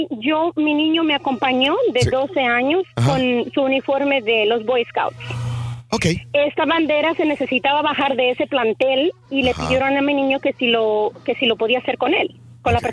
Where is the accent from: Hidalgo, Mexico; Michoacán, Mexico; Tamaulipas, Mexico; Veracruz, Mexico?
Tamaulipas, Mexico; Matamoros; now in Houston, United States; Soy de Matamoros, Tamaulipas.